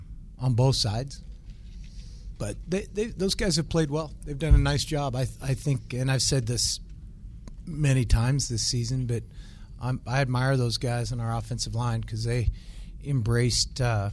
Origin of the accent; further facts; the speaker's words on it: Montana, United States; As I just mentioned, we're all from Montana.